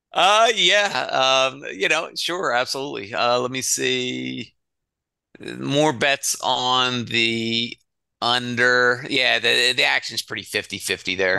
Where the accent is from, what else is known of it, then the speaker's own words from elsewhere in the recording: Philadelphia, Pennsylvania, United States; I'm from Philly